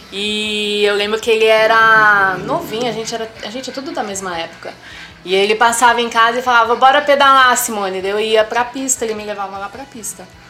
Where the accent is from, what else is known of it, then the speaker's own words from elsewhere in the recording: Jacareí, São Paulo, Brazil; moved away as an adult; also born or lived in Santo André; now in Guararema, Brazil; Sou natural de Santo André, do Grande ABC. Vim para Jacareí com 5 anos de idade, que meu pai foi transferido, e cresci em Jacareí